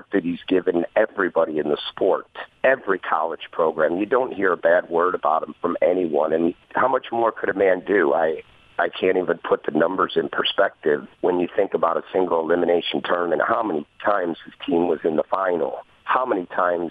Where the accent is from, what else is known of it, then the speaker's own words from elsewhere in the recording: Milwaukee, Wisconsin, United States; I grew up in Milwaukee.